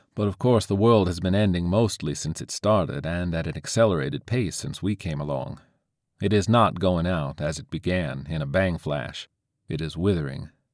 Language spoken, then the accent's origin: English; St. Petersburg, Florida, United States; where I grew up in Saint Pete, facing Bayside